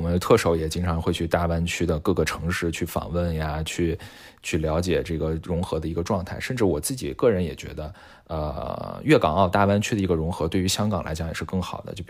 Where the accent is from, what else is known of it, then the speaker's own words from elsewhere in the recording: China; 是深深的刻在每一个中国人的骨子里面的。这一点，其实我认为是我们中国人的核心信仰。